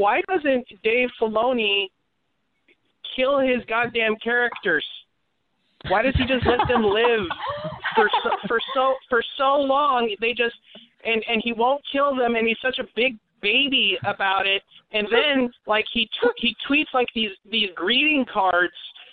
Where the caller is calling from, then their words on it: Portland, Oregon, United States; I'm calling from Portland, in Oregon.